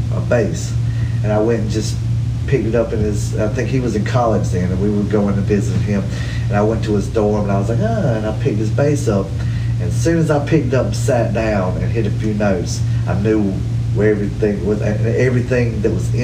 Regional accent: Hartsville, South Carolina, United States; I grew up in Hartsville, South Carolina

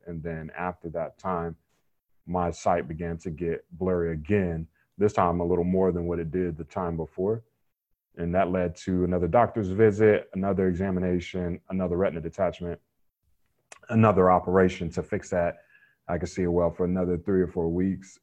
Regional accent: Raleigh, North Carolina, United States; I grew up in Raleigh, North Carolina

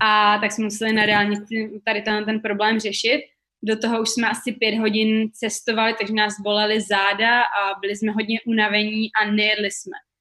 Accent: Vysočina Region, Czechia; moved away as an adult; donutila nás vlastně se vrátit uh, do svých rodných zemí. Takže pro mě to znamenalo do Česka na Vysočinu.

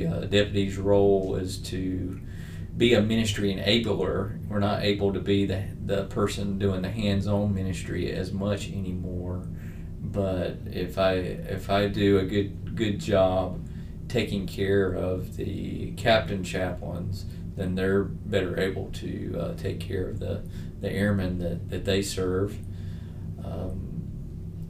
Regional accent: Greenville, South Carolina, United States; I grew up in Southern Baptist churches, being from Greenville, right up the road

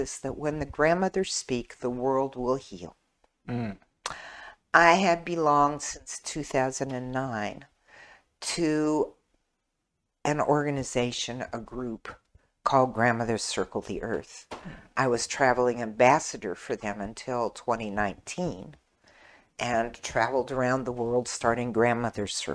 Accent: Washington, United States; moved away as an adult; also born or lived in Hawaii; now in Burnsville, United States; Washington State, where I'm from

